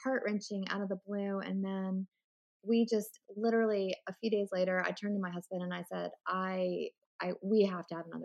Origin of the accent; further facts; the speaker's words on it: Richmond, Virginia, United States; now in Winston-Salem, United States; I grew up in Richmond, Virginia, and that's where my whole family lives